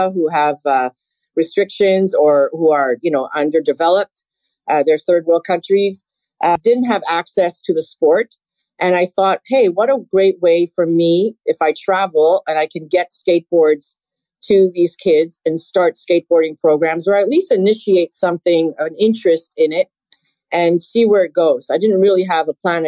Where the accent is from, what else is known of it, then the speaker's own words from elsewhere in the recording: Canada; Being Canadian